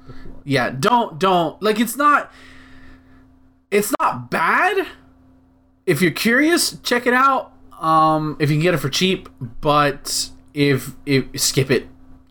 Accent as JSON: {"language": "English", "country": "United States", "said": "I, as an American"}